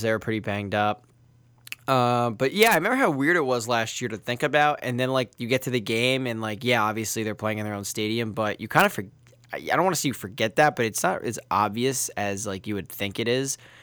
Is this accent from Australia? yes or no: no; Brick, New Jersey, United States; I'm from Brick